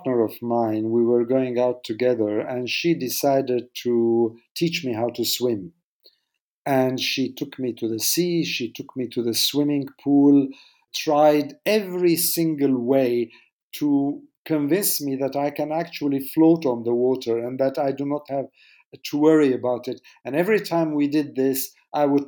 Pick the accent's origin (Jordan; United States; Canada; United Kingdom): Jordan; I was born in Jordan.